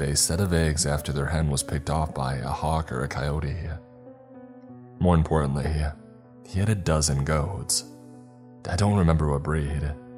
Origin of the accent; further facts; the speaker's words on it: Texas, United States; I grew up in East Texas. Rain country. Every bit as wet as West Texas is dry.